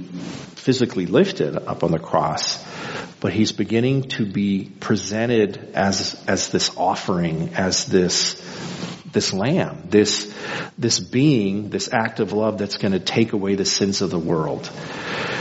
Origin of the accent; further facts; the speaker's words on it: El Paso, Texas, United States; now in Midland, United States; growing up in El Paso